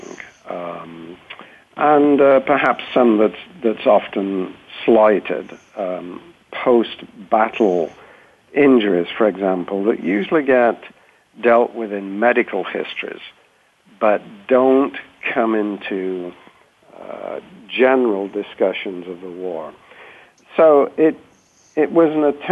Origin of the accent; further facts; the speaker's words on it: United Kingdom; now in United States; being British originally